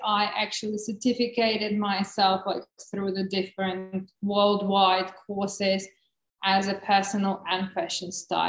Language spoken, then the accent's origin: English; Czechia; English is a second language; also born or lived in Russia; So just in a beginning, I was born in Russia, so this is my …. Is like, you can't get probably more Russian name than that one. But when I was 13, my parents moved to the Czech Republic, so I grew up there and lived there.